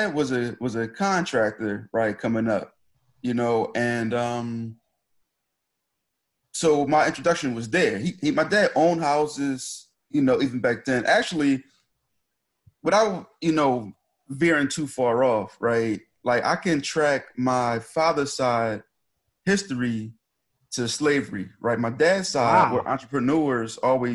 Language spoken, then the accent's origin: English; Philadelphia, Pennsylvania, United States; I'm from Philly. I'm from, they used to call it the bottom. Now the lines kind of move. So I'm from 33rd and Hamilton, right? So growing up, my block was dilapidated